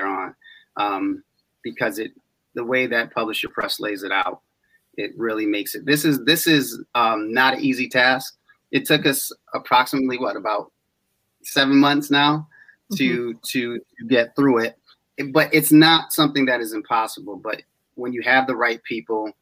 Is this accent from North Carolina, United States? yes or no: no; East Hartford, Connecticut, United States; I'm from East Hartford